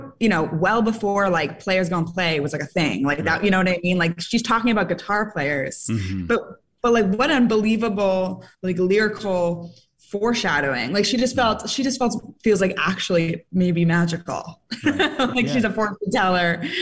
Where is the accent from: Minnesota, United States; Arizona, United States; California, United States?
California, United States; San Francisco; I'm from San Francisco.